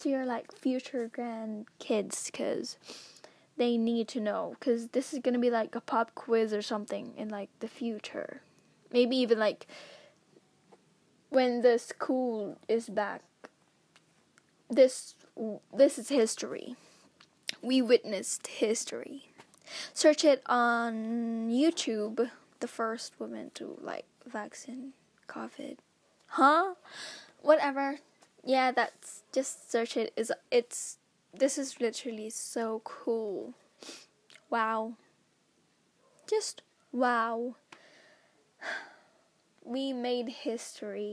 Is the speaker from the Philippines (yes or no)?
yes; Philippines; I'm a Filipina